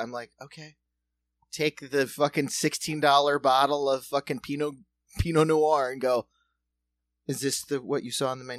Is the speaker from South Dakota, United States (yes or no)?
yes; South Dakota, United States; moved away; also born or lived in New York City; I'm a rube from South Dakota